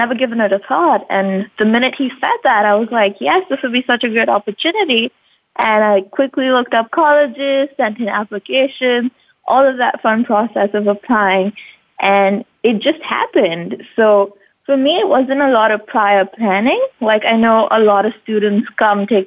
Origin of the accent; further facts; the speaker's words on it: Mumbai, Maharashtra, India; moved away as an adult; now in United States; I was born and raised in India, Mumbai. So that's where I've lived all my life